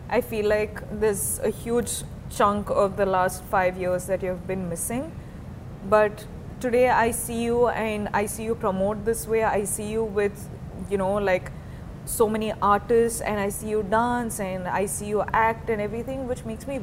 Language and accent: English; South India, India; moved away; I'm from the South